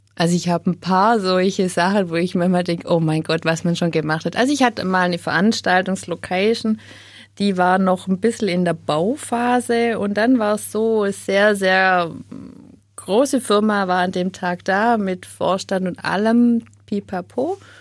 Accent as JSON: {"language": "German", "area": "Upper Swabia", "region": "Baden-Württemberg", "country": "Germany", "tie": "born or raised there", "moved": "as an adult", "said": "Ich bin aufgewachsen in Oberschwaben"}